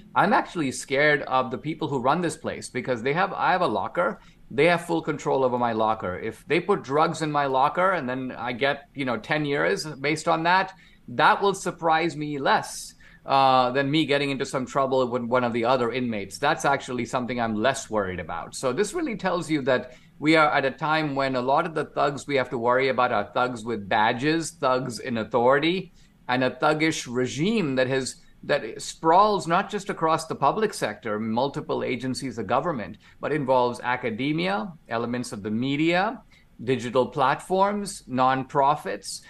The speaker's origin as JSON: {"language": "English", "country": "India", "tie": "born or raised there", "moved": "yes", "lives_now": "United States", "said": "I'm an immigrant. I grew up in India"}